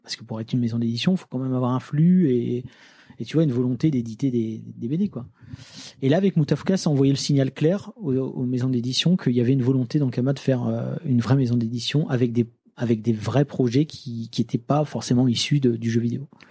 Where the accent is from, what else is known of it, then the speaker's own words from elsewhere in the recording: Lille, Hauts-de-France, France; also born or lived in Nancy; je viens de Lille